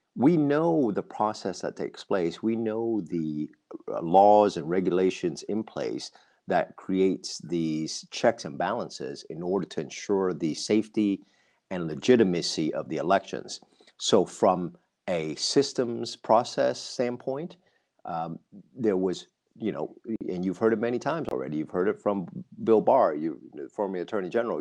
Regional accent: Vietnam; also born or lived in Australia; now in United States; was born and raised in Vietnam, having lived in Australia

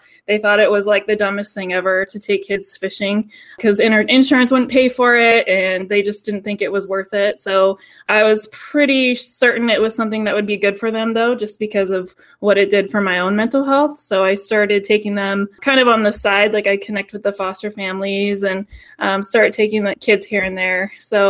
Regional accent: Sandpoint, Idaho, United States; also born or lived in Tacoma, Washington; I grew up in North Idaho, in Sandpoint, Idaho, up kind of by Canada.

